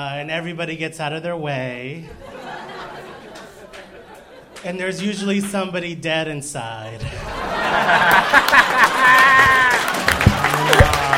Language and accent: English; Mexico; born or raised there; moved away; also born or lived in Phoenix, Arizona